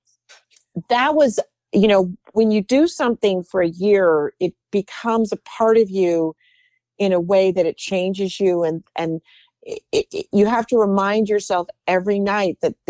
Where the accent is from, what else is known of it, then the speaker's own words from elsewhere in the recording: New York City, New York, United States; I grew up in New York and my family loved going to the theater